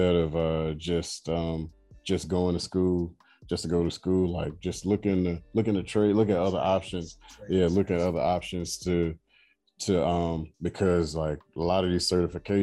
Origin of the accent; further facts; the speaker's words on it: United States; moved away as an adult; now in Abu Dhabi, United Arab Emirates; I love being American